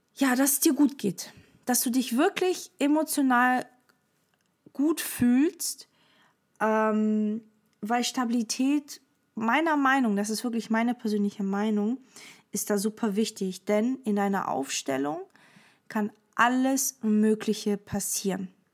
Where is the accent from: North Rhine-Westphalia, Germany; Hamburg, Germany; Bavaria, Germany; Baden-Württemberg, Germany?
Baden-Württemberg, Germany; Stuttgart; also born or lived in Portugal; wir kommen ursprünglich aus Portugal. Ich habe eine Schwester, sie ist älter als ich und ähm, genau. Und ich bin vier gewesen, als wir nach äh, Stuttgart sozusagen sind